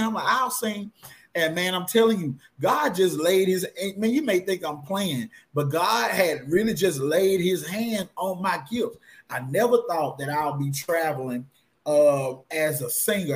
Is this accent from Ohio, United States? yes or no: no; Blytheville, Arkansas, United States; born and raised in Blytheville, Arkansas